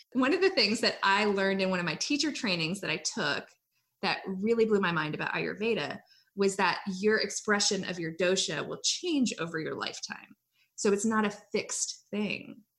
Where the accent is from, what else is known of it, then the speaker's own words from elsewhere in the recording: Hawaii, United States; moved away as an adult; also born or lived in Iowa; now in North Carolina, United States; I grew up in Hawaii.